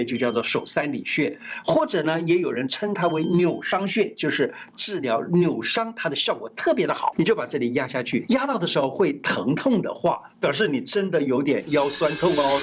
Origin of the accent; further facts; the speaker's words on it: Taiwan; 我们台湾人